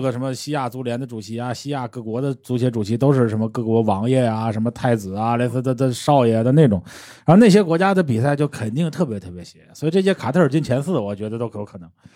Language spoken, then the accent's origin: Chinese; Tianjin, China; also born or lived in Shandong; 因为我老家在山东， 我生在天津，但是我老家在山东， 我从小就是一个山东家庭